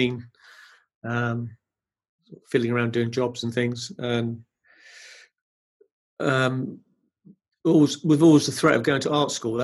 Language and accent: English; Brighton, South East England, United Kingdom; I was brought up in Brighton, so I had a bohemian-type sort of environment. I was living in Brighton.